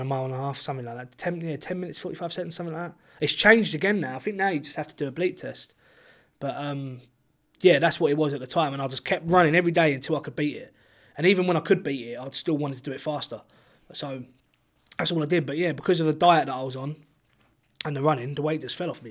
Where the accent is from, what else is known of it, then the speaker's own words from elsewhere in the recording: Chatham, South East England, United Kingdom; there's no one in Chatham that does bare knuckle boxing apart from me